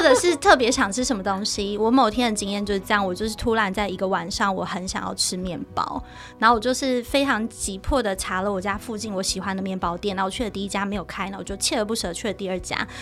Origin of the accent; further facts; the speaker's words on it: Taichung, Taiwan; moved away; 我是台中人，我回台中的时候，那个高铁大概有一个小时